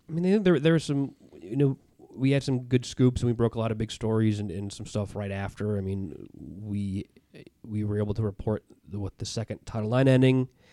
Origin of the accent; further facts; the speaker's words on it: Chicago, Illinois, United States; moved away as an adult; a friend I grew up with in Chicago